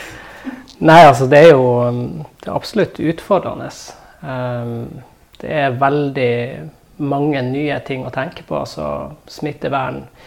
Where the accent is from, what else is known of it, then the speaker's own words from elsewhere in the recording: Ballangen, Nordland, Norway; moved away as an adult; now in Narvik, Norway; Jeg er jo fra Ballangen